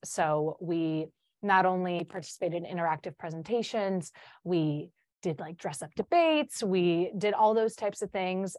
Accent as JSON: {"language": "English", "town": "Chicago", "region": "Illinois", "country": "United States", "first_language": "Polish", "second_language": "English", "said": "I'm from Chicago."}